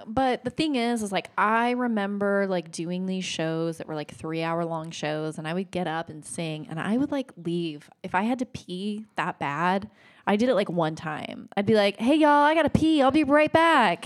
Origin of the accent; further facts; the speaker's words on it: Oregon, United States; I grew up in Oregon.